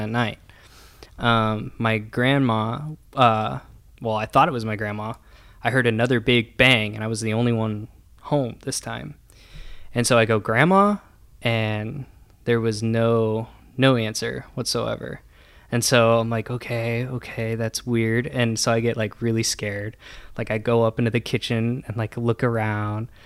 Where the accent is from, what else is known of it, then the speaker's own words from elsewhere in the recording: Columbus, Nebraska, United States; now in Omaha, United States; I grew up in Columbus, Nebraska